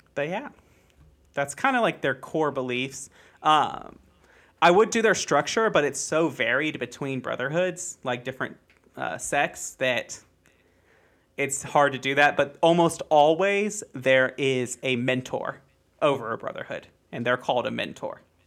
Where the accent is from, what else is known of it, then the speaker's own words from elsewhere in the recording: United States; I'm also American